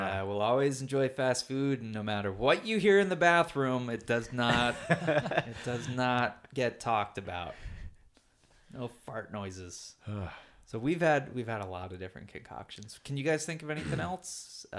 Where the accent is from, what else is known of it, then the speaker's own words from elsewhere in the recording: Worcester, Massachusetts, United States; when people ask where we're from, and we say, oh, we're from Worcester.